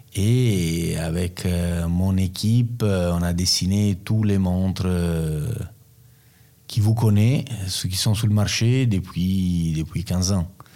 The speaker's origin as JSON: {"language": "French", "town": "Rome", "region": "Lazio", "country": "Italy", "tie": "born or raised there", "also_born_or_lived": "Naples / Turin / Milan", "second_language": "French", "said": "moi je suis né à Naples, je suis grandi à Rome, j'ai passé partie de ma vie entre Turin et Milan."}